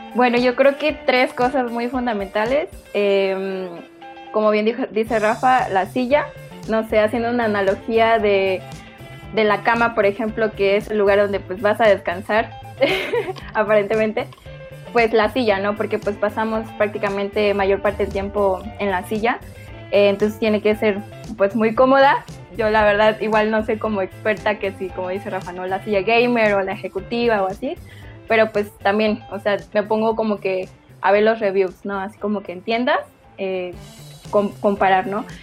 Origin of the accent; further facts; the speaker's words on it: Chiapas, Mexico; moved away as an adult; now in Mexico City, Mexico; yo soy originaria de Chiapas también